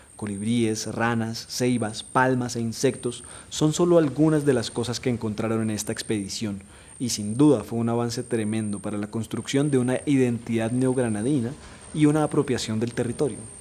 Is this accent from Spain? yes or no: no; Colombia; entendernos como colombianos